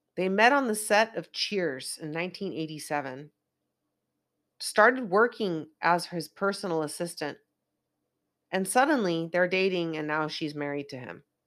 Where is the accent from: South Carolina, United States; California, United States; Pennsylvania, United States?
California, United States; Northern; now in Los Angeles, United States; I don't come from L A, I come from NorCal, where it rains a lot and snows a lot